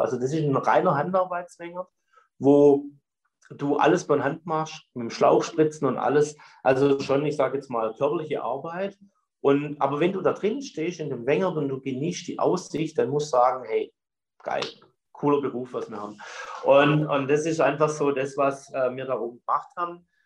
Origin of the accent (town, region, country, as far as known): Stetten, Baden-Württemberg, Germany